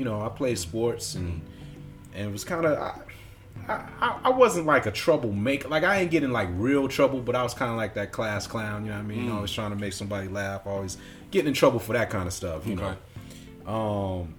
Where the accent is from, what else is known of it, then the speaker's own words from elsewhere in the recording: Chicago, Illinois, United States; 91st and East End. So for all you Chicago folks listening, I'm 91st and East End, right off of Stony.